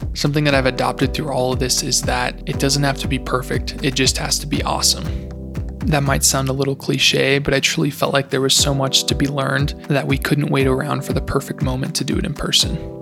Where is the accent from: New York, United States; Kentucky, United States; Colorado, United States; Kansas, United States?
Colorado, United States; Golden; moved away as an adult; now in Newberg, United States; I was born in Golden, Colorado, and have spent the last four years up at George Fox University in Newberg, Oregon.